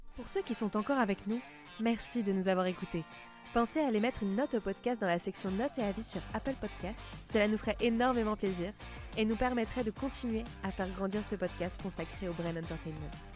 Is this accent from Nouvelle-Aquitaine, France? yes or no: yes; Périgord, Nouvelle-Aquitaine, France; moved away; mon pays natal, qui est le Périgord